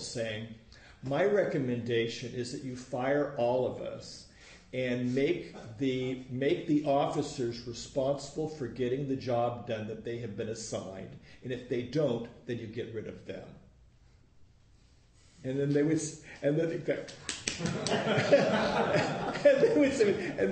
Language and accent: English; Los Angeles, California, United States; I grew up in Woodland Hills